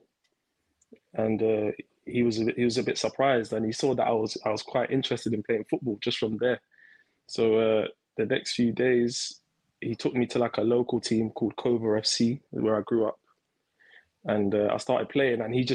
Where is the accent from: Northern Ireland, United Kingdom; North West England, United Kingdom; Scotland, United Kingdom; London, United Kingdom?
London, United Kingdom; I grew up in East London, Canning Town